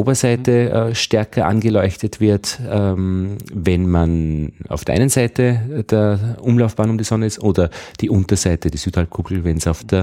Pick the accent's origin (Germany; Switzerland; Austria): Austria; Upper Austria; Und ich bin aus Oberösterreich. Äh, wir haben immer bemerkt, dass wenn man nach Wien kommt, die Wiener so zwei, drei Wochen vorne sind.